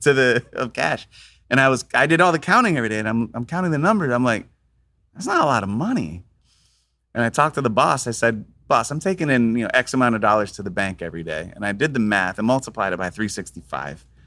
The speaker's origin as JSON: {"language": "English", "region": "Florida", "country": "United States", "tie": "born or raised there", "also_born_or_lived": "Tampa / Spain", "said": "I grew up in Florida"}